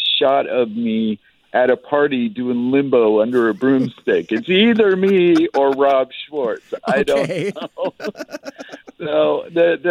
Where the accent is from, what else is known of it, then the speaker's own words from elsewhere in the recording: Northern Idaho, United States; moved away as an adult; now in Seattle, United States; I grew up in Northern Idaho